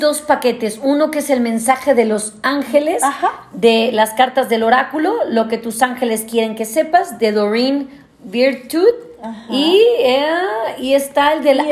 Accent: Mexico City, Mexico; yo que soy chilanga

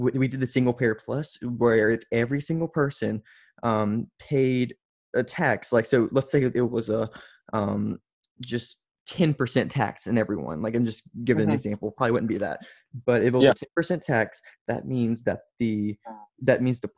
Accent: Louisiana, United States; I come from Louisiana, where everyone's a Republican

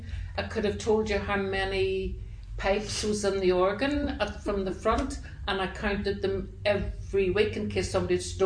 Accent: Belfast, Northern Ireland, United Kingdom; I was brought up in Sandy Row

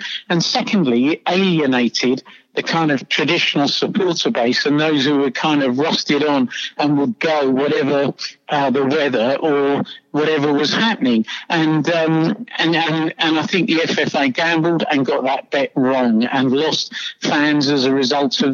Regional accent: London, United Kingdom; now in Australia; as you can tell by my accent, I'm from London. Well, you can tell I'm English. I am from London.

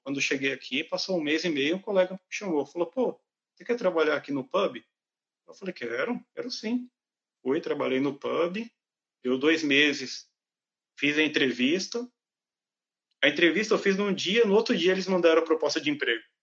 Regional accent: Brazil; moved away as an adult; now in Ireland; quando a gente vem do Brasil para cá

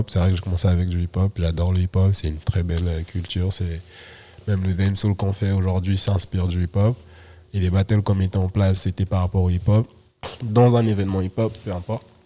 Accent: Saint-Denis, Île-de-France, France; moi je viens de Saint-Denis

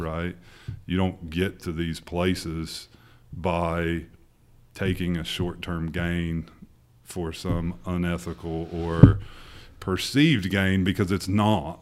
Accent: Portsmouth, Ohio, United States; born and raised in Portsmouth, Ohio

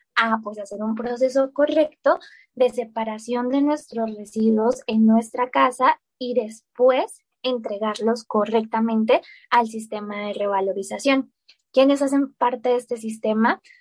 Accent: Colombia; moved away as an adult; now in Mexico; Sí, yo soy colombiana, eh, nací en Colombia, viví en Colombia toda mi vida, pero hace tres años y medio, más o menos, ya casi cuatro años, em, me fui a vivir a México

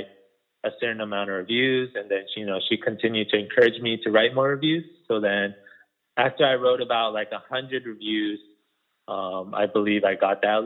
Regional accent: Las Vegas, Nevada, United States; There wasn't a lot of good Korean food, you know, growing up in Las Vegas

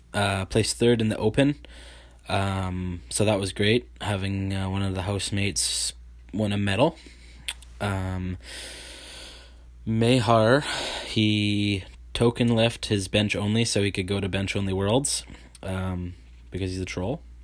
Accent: Vancouver Island, BC, British Columbia, Canada; I am a powerlifter from Vancouver Island, uh, B C Canada

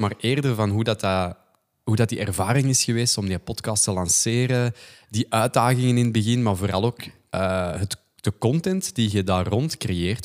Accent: the Kempen, Flanders, Belgium; accent: Kempisch; wij zijn allebei van de Kempen eigenlijk

